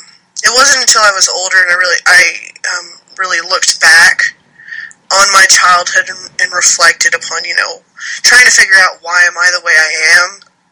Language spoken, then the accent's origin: English; Alabama, United States; also born or lived in Texas; Well, I was born in Texas, and my dad is a Marine, so he was used to traveling around a lot, being in service, so we moved around a lot, but I grew up mainly here in Alabama.